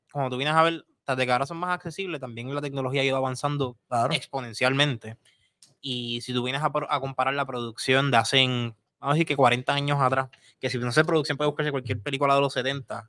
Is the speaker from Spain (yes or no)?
no; Puerto Rico; nosotros, como puertorriqueños